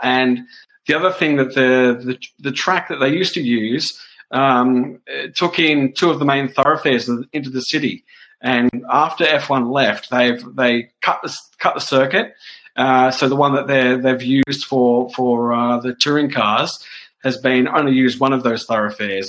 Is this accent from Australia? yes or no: yes; Australia; me as an Australian